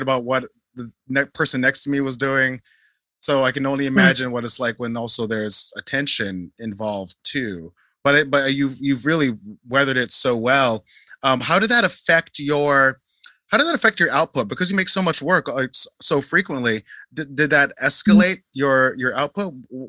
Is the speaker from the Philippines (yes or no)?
yes; Philippines; And also, I'm Filipino and you're South Korean, but I think there's a very uniquely Asian approach to excellence.